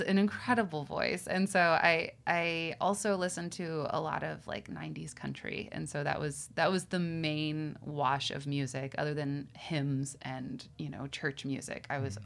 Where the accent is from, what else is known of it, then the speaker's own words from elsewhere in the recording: Western Pennsylvania, United States; I grew up in Western Pennsylvania